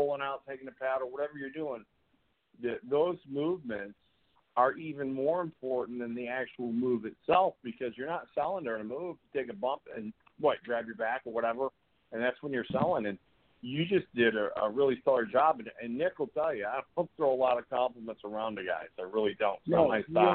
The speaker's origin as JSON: {"language": "English", "country": "Canada", "said": "I'm from Canada"}